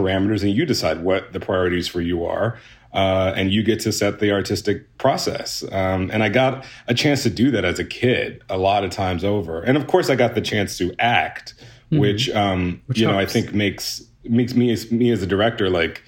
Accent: Houston, Texas, United States; I grew up in Houston, Texas

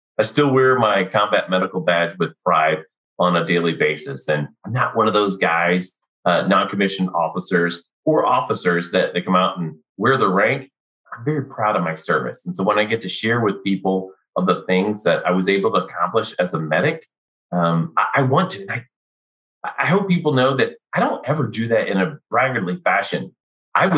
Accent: Missouri, United States; also born or lived in Fort Riley; now in Texas, United States; I grew up in Missouri because I'm a third generation military guy.

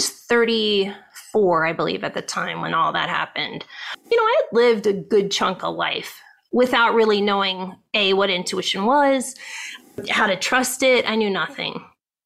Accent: Ohio, United States; moved away as an adult; now in California, United States; I grew up in Ohio

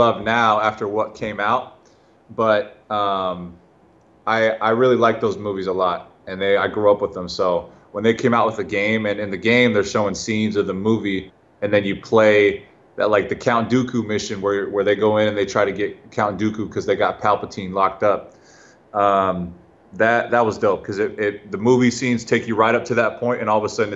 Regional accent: Henderson, Nevada, United States; I was actually raised in Henderson, but I mean, I'm from Vegas.

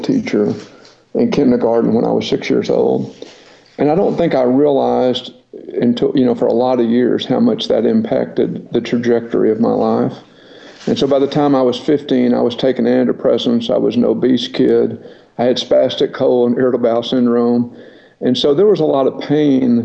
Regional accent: Paris, Texas, United States; I was born and raised in Paris, Texas

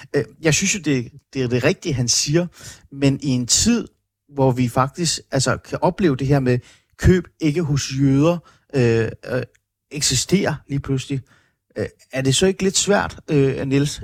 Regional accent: Iran; now in Denmark; jeg er født i Iran

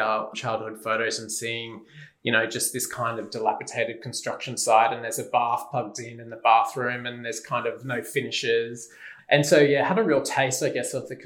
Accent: Brisbane, Queensland, Australia; I was born and bred in Brisbane

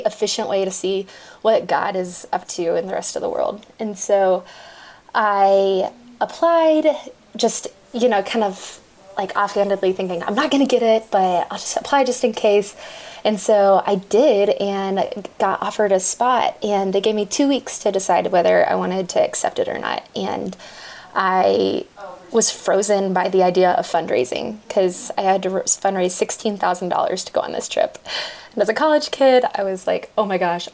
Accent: Dallas, Texas, United States; also born or lived in Fort Worth, Texas; I'm originally from Dallas, Texas

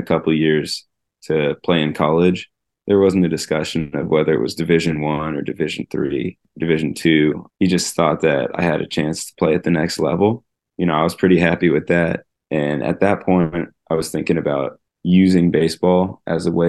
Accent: Los Angeles, California, United States; moved away as an adult; also born or lived in Evanston, Illinois / Birmingham, Alabama; I grew up in Encino, California, which is a suburb outside of Los Angeles

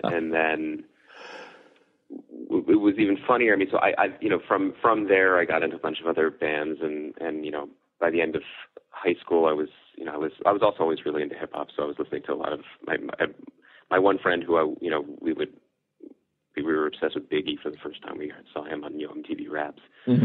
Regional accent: Philadelphia, Pennsylvania, United States; also born or lived in Wilkes-Barre, Pennsylvania; I lived in the same house my whole life through high school. But actually, the the house was technically Philadelphia until I was uh, ten, and then they moved the post office to the suburbs.

